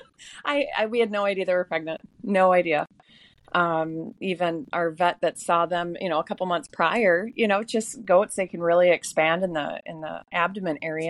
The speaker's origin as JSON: {"language": "English", "town": "Maple Grove", "region": "Minnesota", "country": "United States", "tie": "born or raised there", "said": "I'm originally from the suburbs. I'm from Maple Grove. I went to Maple Grove, lived in Corcoran Rogers my whole life."}